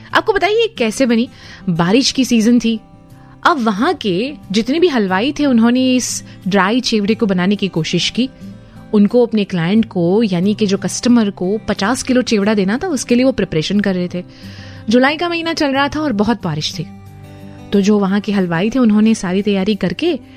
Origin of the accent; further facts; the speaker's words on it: Vadodara, Gujarat, India